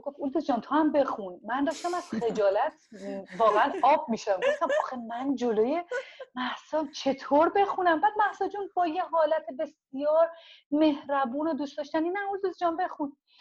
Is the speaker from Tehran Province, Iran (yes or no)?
yes; Tehran, Tehran Province, Iran; first language Azerbaijani; Persian is a second language; moved away as an adult; also born or lived in Tabriz, Iran; now in Toronto, Canada; متولد تبریز هستم ولی بزرگ شده تهران هستم